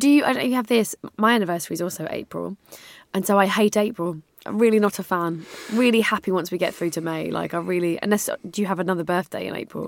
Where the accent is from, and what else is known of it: United Kingdom